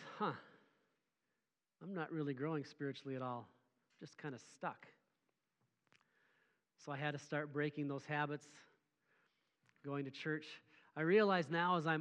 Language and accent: English; Mora, Minnesota, United States; I grew up in Mora, Minnesota, little rural farm area.